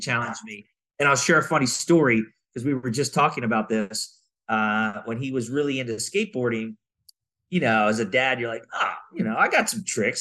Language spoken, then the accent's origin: English; Maryland, United States; now in Southern California, United States; I grew up in Maryland